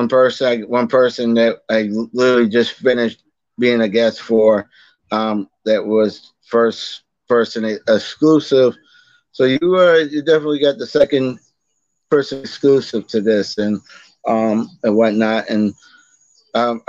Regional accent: Boston, Massachusetts, United States; moved away as an adult; now in Virginia, United States; That's where I'm from originally. I'm from Boston. I'm from West Roxbury, actually

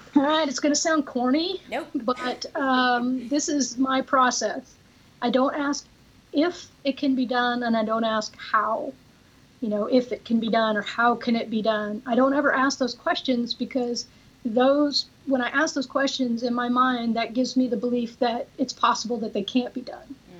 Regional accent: Oregon, United States; now in Texas, United States; I'm originally from Oregon

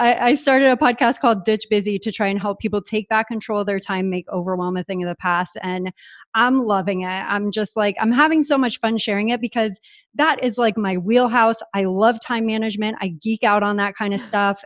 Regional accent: San Diego, California, United States; moved away as an adult; now in Puerto Rico; I grew up in San Diego

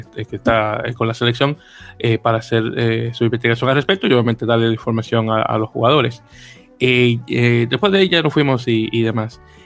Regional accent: Santo Domingo, Dominican Republic; now in United States; yo soy, yo soy de Santo Domingo, República Dominicana

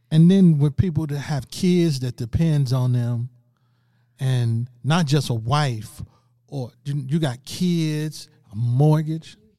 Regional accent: St. Louis, Missouri, United States; I'm from Saint Louis, Missouri

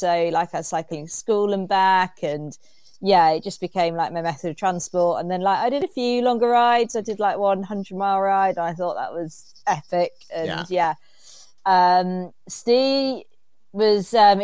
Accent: Reading, South East England, United Kingdom; now in Derby, United Kingdom; I'm actually from Reading, which is a bit further south

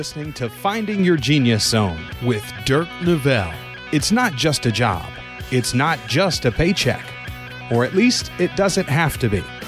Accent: Issaquah, Washington, United States; Growing up in Issaquah, I always liked the east side

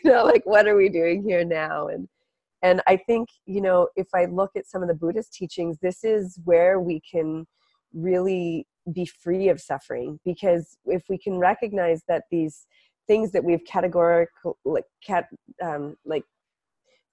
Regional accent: Canada; now in Venice, United States; I'm Canadian

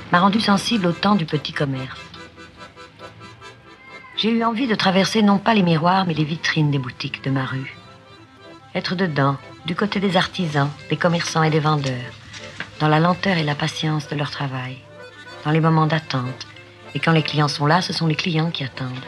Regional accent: Brittany, France; je viens des Côtes du Nord, je suis né dans les Morbihan.

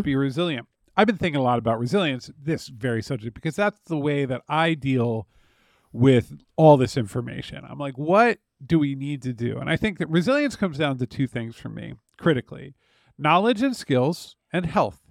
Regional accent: United States; an American who grew up in personally unstable circumstances

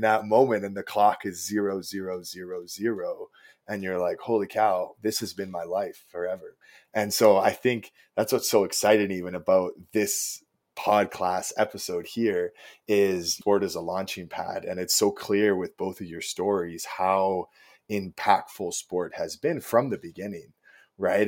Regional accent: Chilliwack, British Columbia, Canada; I come from a small town in British Columbia called Chilliwack, BC

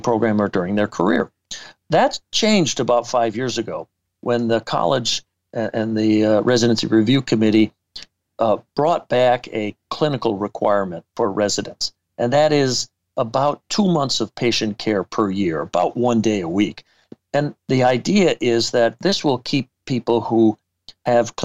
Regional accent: Madison, Wisconsin, United States; I came back to my hometown of Madison, Wisconsin

